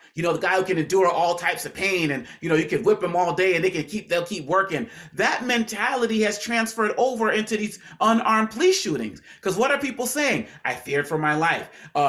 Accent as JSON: {"language": "English", "town": "Boston", "region": "Massachusetts", "country": "United States", "tie": "born or raised there", "said": "You know, because just growing up in Boston, Massachusetts, not knowing any"}